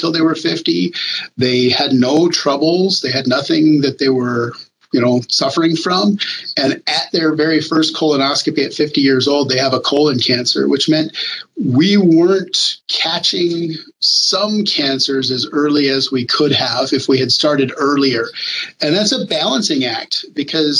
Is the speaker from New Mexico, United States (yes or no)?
yes; New Mexico, United States; I'm from New Mexico. My parents worked at the National Labs in Los Alamos